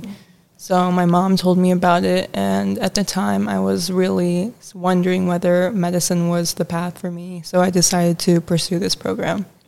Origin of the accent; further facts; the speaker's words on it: Chicago, Illinois, United States; I'm also from Chicago